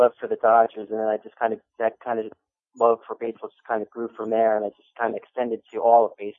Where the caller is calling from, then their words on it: New Jersey, United States; I'm calling from New Jersey.